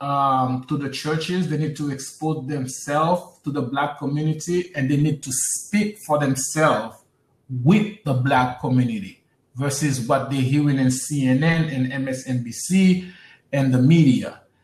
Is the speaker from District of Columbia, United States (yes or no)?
no; New York City, New York, United States; I grew up in Brooklyn